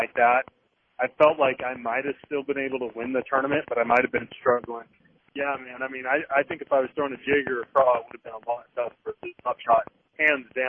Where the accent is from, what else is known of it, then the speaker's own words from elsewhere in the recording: California, United States; now in Guntersville, United States; growing up in California, fishing Clear Lake, fishing the Delta with the drop shot for shallow largemouth